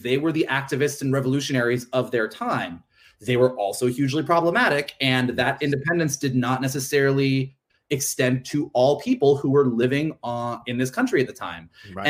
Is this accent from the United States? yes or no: yes; United States